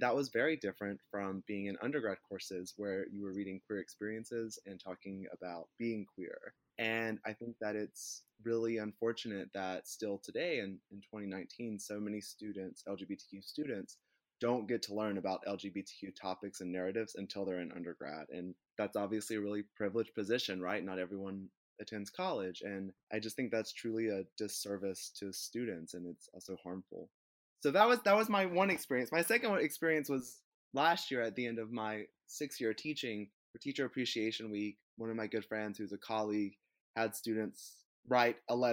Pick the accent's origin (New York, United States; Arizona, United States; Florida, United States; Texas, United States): Florida, United States; North Central; I am from Florida, but I'm from North Central Florida, which is both culturally and socially more akin to like Southern Georgia and Alabama